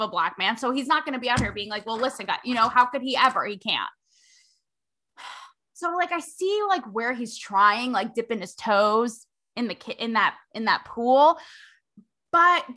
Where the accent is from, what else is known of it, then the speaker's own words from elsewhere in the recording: Canada; growing up in Canada, we didn't learn about the history